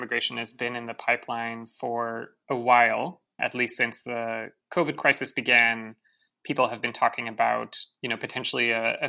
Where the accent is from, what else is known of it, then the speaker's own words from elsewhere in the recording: Netherlands; now in United States; I am an immigrant as well. I grew up in the Netherlands and originally came to the United States on a student visa, and I'm now a green card holder.